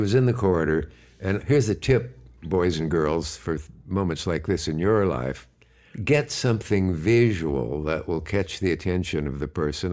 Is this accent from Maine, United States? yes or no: no; Nebraska, United States; also born or lived in Gibbon, Nebraska; I was born either in Kearney or Hastings, Nebraska.